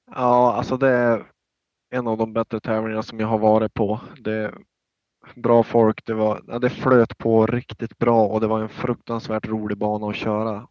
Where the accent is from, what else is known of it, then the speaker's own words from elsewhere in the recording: Norrland, Sweden; vi är båda från Norrland